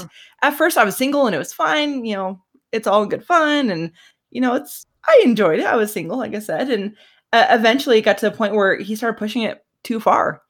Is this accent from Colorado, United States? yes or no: yes; Colorado, United States; I am from Colorado, over in the States